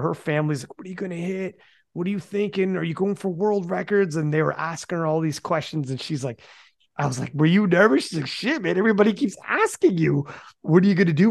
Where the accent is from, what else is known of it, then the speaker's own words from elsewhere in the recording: Canada; I'm Canadian.